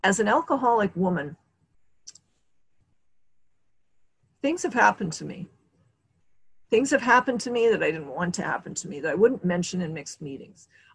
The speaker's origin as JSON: {"language": "English", "region": "Montana", "country": "United States", "tie": "born or raised there", "moved": "yes", "lives_now": "California, United States", "said": "I grew up in Montana"}